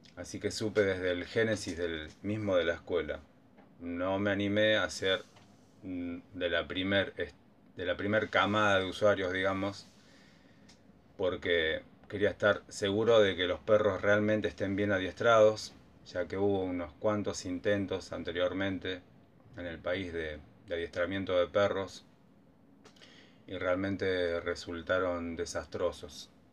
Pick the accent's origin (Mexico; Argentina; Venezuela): Argentina; San Francisco Solano, Buenos Aires Province; oriundo de San Francisco Solano, partido de Quilmes.